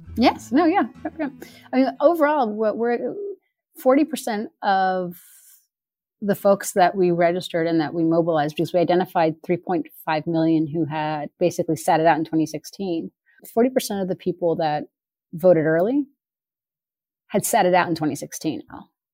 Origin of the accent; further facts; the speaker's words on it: Sonoma, California, United States; when I was growing up in Sonoma